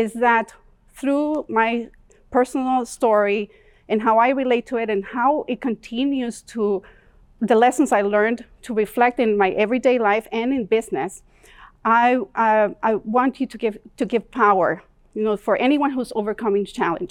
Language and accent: English; Tegucigalpa, Francisco Morazán, Honduras; English is a second language; moved away as an adult; now in Calgary, Canada; I grew up in Tegucigalpa, Honduras